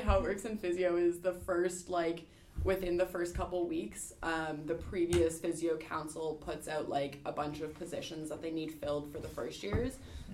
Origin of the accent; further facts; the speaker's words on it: Ontario, Canada; moved away as an adult; now in Halifax, Canada; I am from Ontario originally